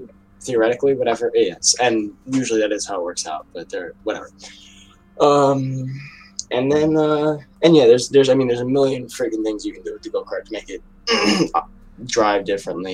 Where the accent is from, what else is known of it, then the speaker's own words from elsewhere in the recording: New York, United States; I'm from New York